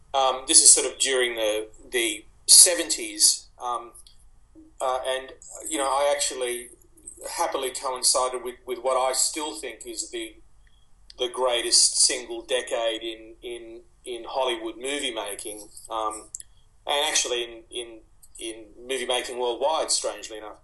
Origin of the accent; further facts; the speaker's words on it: Sydney, New South Wales, Australia; also born or lived in Egypt; We came here when I was three, and I was born in Egypt, as my parents were, and we moved into a housing commission flat in Waterloo in Sydney